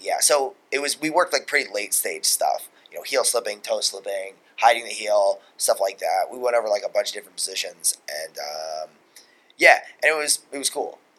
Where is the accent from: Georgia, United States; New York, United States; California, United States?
New York, United States; Long Island; we're both from Long Island